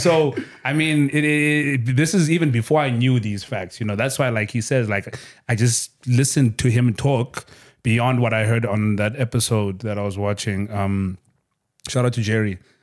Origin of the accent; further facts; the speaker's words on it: Kokstad, KwaZulu-Natal, South Africa; moved away as an adult; also born or lived in Durban / Cape Town; I'm from Kokstad in KZN.